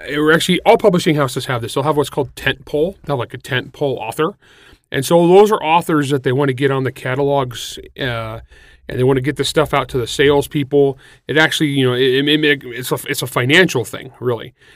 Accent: San Joaquin Valley, California, United States; moved away; I'm from the San Joaquin Valley. I'm for the cows and plows part

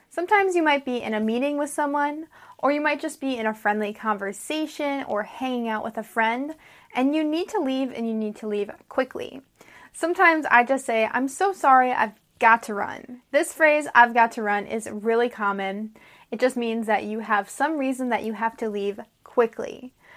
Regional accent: United States; I'm an American English teacher

